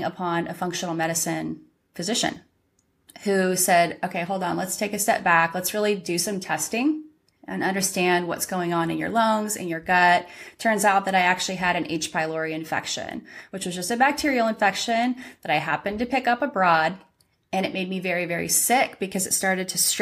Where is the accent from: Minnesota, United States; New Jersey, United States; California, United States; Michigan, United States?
California, United States; moved away; I'm originally from California and I grew up golfing from the young age of probably 9